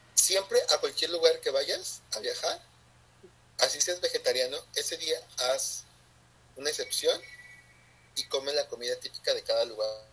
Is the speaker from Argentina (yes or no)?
no; Mexico; nosotros como mexicanos